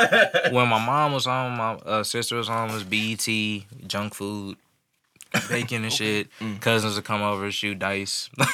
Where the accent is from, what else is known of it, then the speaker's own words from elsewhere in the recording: St. Louis, Missouri, United States; I'm from St. Louis, Missouri.